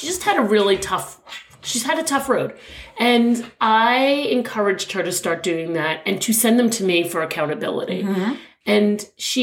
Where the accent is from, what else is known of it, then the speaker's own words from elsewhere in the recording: New York, United States; being a New Yorker